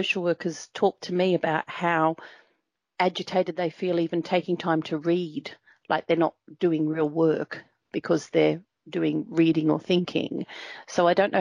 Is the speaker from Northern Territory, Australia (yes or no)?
yes; Nhulunbuy, Northern Territory, Australia; I grew up in Nhulunbuy in the Northern Territory